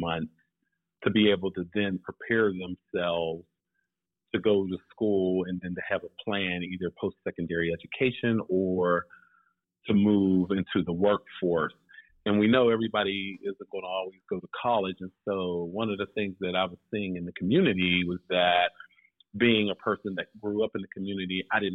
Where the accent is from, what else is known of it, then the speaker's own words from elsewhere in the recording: Pittsburgh, Pennsylvania, United States; I am from the Pittsburgh area. Grew up, born and raised in Pittsburgh.